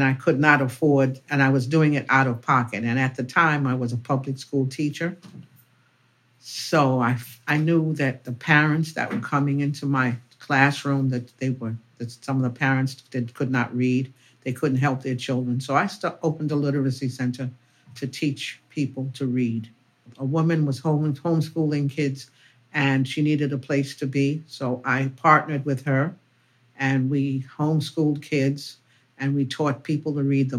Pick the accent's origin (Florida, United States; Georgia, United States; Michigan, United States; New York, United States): New York, United States; New York City; I was born and raised in Harlem, went to public schools here